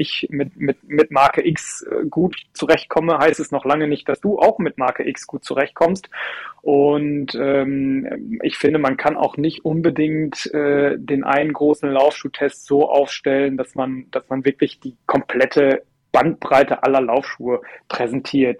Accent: Cologne, North Rhine-Westphalia, Germany; in meiner Heimatstadt

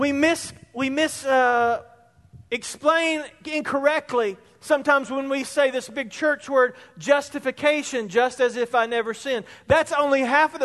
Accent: Spartanburg, South Carolina, United States; I was in my early 20s, same place, growing up in Spartanburg.

